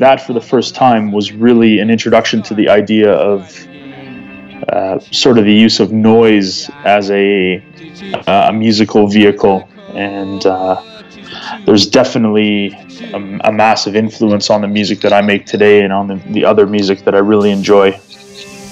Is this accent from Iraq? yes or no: no; Canada; I'm a Canadian drum and bass artist